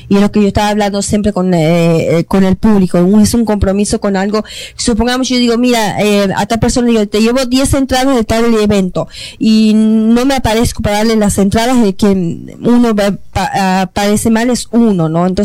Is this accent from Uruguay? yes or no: yes; Uruguay; now in Toronto, Canada; yo soy de Uruguay